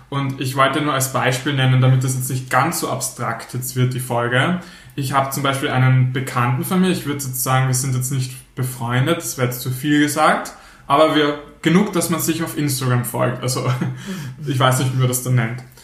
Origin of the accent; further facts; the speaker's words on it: Austria; wir Österreich sind